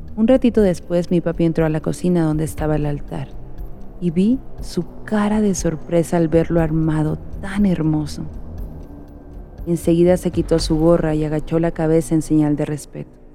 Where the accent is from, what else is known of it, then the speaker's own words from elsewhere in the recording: Oaxaca, Mexico; now in Michigan, United States; Como buena oaxaqueña